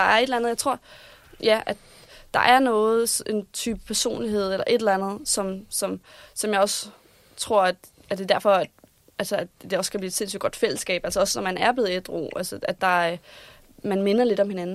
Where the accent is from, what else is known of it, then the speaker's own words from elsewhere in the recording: Vordingborg, Zealand, Denmark; moved away as an adult; also born or lived in Copenhagen; i hvert fald så vælger jeg at flytte her fra Vordingborg, hvor jeg er fra, og flytte ind til København